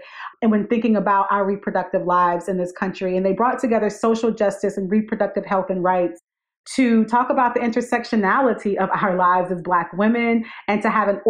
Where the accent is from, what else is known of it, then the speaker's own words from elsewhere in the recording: Wingate, North Carolina, United States; my hometown of Wingate, North Carolina, which is in rural North Carolina.